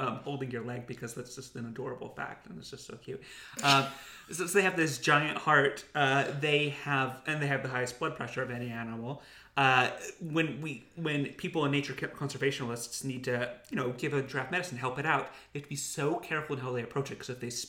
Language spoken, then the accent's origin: English; Utah, United States; I grew up in Utah